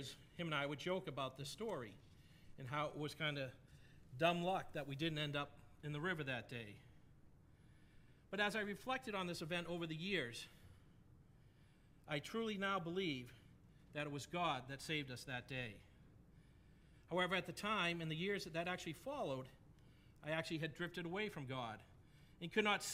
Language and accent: English; New England, New Hampshire, United States; I grew up in New England. And when I was in high school, I know it's a bit of a shock. My accent doesn't give it away at all. But when I was in high school, I actually lived in New Hampshire